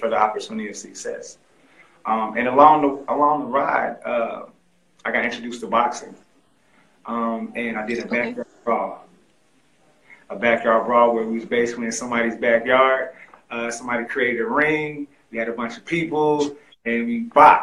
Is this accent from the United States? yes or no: yes; Greensboro, North Carolina, United States; I actually grew up in Greensboro, North Carolina